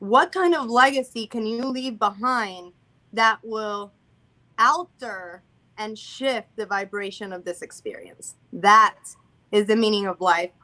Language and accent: English; Puerto Rico; I'm Hispanic because I was born Puerto Rican